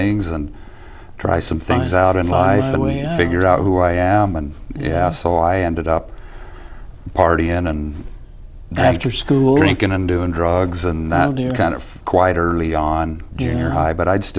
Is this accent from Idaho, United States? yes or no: yes; Blackfoot, Idaho, United States; I was born in Blackfoot, Idaho.